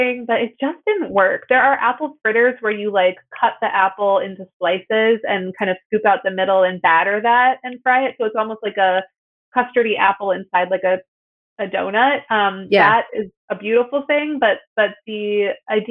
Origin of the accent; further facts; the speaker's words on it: outside of Chicago, Illinois, United States; I grew up outside of Chicago